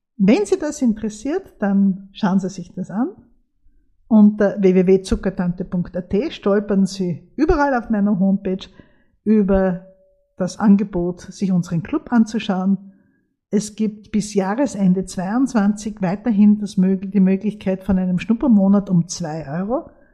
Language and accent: German; Austria; bei uns in Österreich